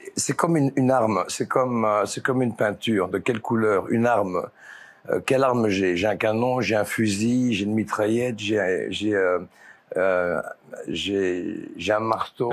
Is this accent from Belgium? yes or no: yes; Belgium; je suis de la Belgique, je viens de la ferme